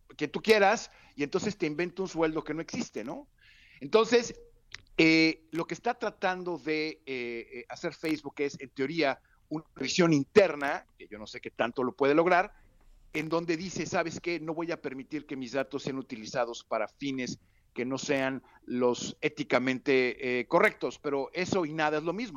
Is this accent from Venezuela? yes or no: no; Mexico; now in United States